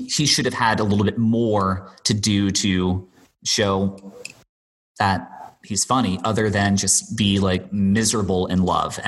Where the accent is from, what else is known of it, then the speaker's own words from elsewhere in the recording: Bermuda; I grew up and I was born and raised in Bermuda.